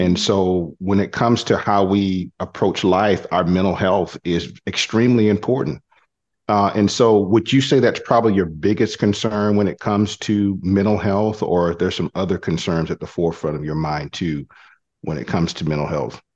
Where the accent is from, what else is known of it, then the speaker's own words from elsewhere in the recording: Killeen, Texas, United States; I'm from Killeen